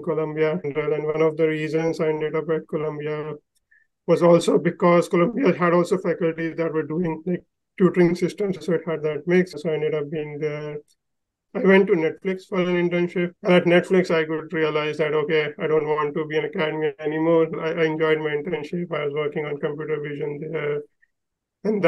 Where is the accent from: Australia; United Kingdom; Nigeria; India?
India; moved away as an adult; also born or lived in New York; I grew up in India